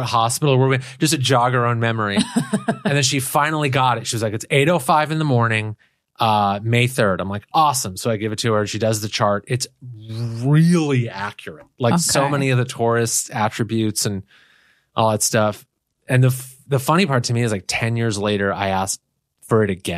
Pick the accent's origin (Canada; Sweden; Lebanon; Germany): Lebanon; Beirut; moved away; I was born in Beirut